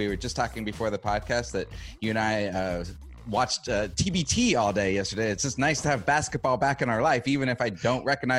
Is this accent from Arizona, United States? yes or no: yes; Arizona, United States; as a Phoenix Mercury fan, and I'm from Arizona, so I am by default a Phoenix Mercury fan